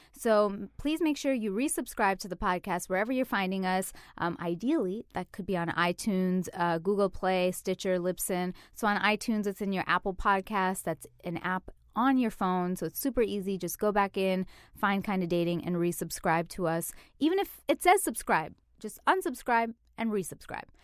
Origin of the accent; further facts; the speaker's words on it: Canada; moved away; I'm from Canada